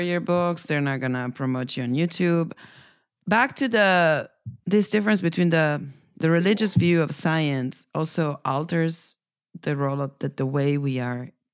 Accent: Italy; moved away; my home country

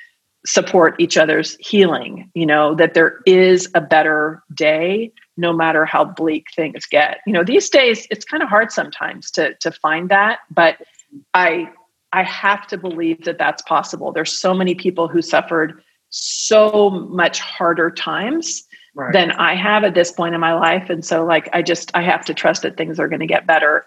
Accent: the Bay Area, California, United States; now in Arizona, United States; I'm originally from the Bay Area

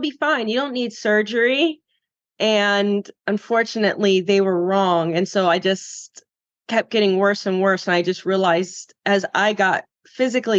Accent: Florida, United States; growing up in Florida, surfing

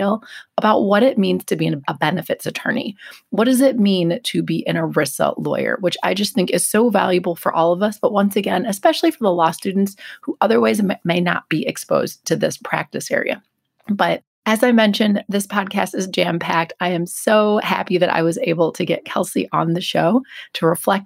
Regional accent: Glendale, Wisconsin, United States; that's where I grew up.

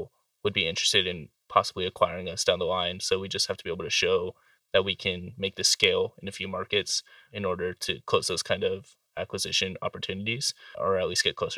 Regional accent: Carson City, Nevada, United States; growing up in the Carson City area

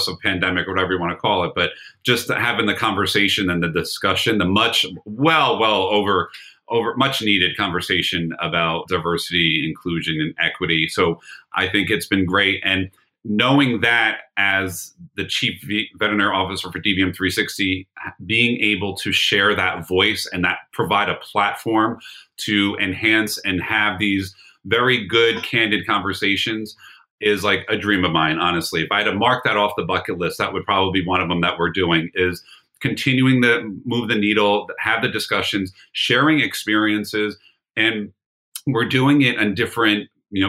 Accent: Brick, New Jersey, United States; my hometown in Brick, New Jersey.

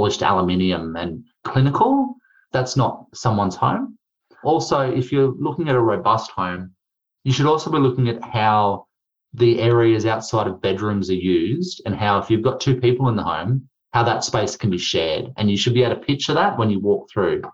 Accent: Queensland, Australia; I'm from Queensland.

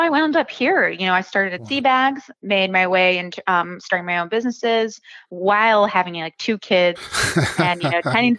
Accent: Ellicott City, Maryland, United States; now in Maine, United States; I am not a Mainer. I am from away. Okay. Disappointing, I know. But I'm originally from Maryland. I grew up in a town called Ellicott City. Small town.

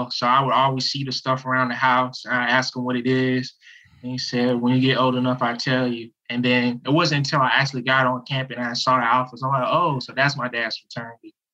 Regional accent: Washington, District of Columbia, United States; moved away as an adult; now in Clemson, United States; I'm originally from Washington D.C. I came to Clemson after my father took me on a college tour.

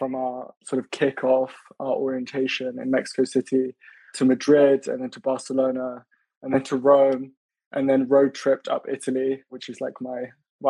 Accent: Norfolk, East of England, United Kingdom; moved away as an adult; also born or lived in London / Stockholm; now in Jakarta, Indonesia; I grew up in Norfolk in the countryside in the United Kingdom. And then I went to go and study at UCL in London.

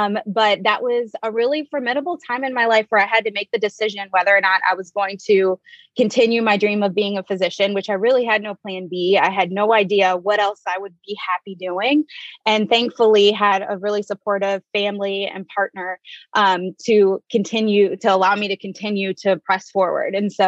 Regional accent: Detroit, Michigan, United States; also born or lived in Chicago / Northwest Indiana; So as you guys said, I am originally from Detroit.

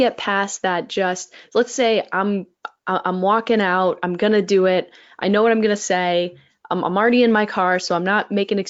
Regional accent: Florida, United States; now in Minnesota, United States; I'm from Florida

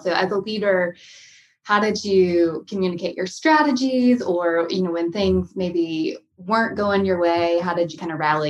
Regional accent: North Carolina, United States; I grew up in North Carolina, so I'm your neighbor

